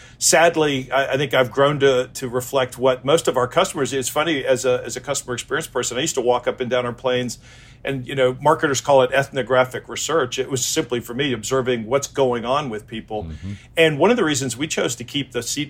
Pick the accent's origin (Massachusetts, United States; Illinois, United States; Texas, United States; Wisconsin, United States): Illinois, United States; Chicago; I grew up in Chicago